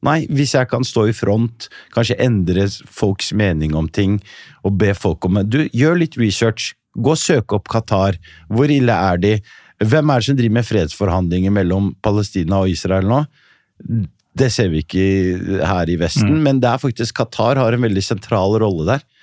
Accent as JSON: {"language": "Norwegian", "town": "Nador", "region": "Oriental", "country": "Morocco", "tie": "born or raised there", "lives_now": "Norway", "said": "Jeg er fra Nador Melilla, som fortsatt er en spansk enklave. Spania eier fortsatt det området der, der hvor jeg er født."}